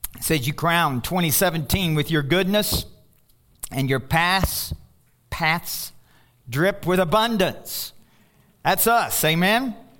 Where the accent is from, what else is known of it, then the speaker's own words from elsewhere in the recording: Louisville, Kentucky, United States; I'm from Louisville, Kentucky